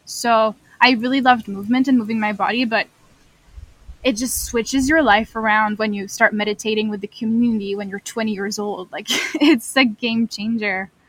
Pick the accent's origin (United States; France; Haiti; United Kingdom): France; moved away as an adult; now in Kingston, Canada; I am a newcomer to Canada. I am from France.